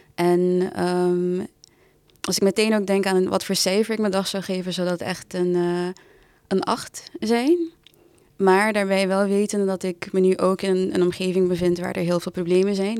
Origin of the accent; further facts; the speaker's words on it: Curaçao; moved away as an adult; now in Amsterdam, Netherlands; Ik ben geboren en getogen op Curaçao met een Surinaamse moeder. Ik ben toen voor de studie verhuisd naar Amsterdam.